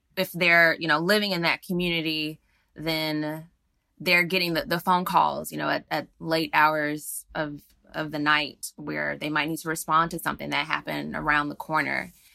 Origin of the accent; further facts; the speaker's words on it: Atlanta, Georgia, United States; that's actually my, my hometown. I was raised there